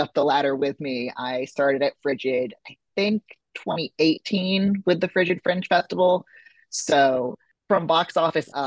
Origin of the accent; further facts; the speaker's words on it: the South, United States; now in New York, United States; I grew up in the South.